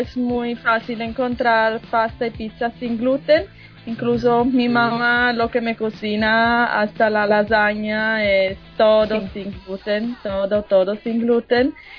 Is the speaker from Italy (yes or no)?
yes; Sardinia, Italy; Spanish is a second language; now in Colombia; de la isla Sardeña